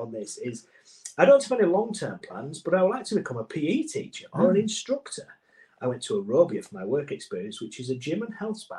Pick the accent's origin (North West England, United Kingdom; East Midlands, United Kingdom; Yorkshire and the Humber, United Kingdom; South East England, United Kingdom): Yorkshire and the Humber, United Kingdom; Goole; also born or lived in Pontefract; I was born in Pontefract, which is close to where I was brought up, in a small town called Goole. Goole is a town with a port industry which trades goods with many other countries.